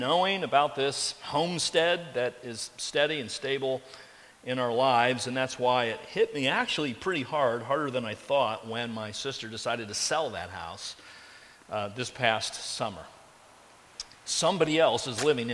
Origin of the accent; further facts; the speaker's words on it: Carmel, Indiana, United States; I grew up in Carmel, Indiana, and lived in the same house through my elementary years and junior high years, and high school years, and college years.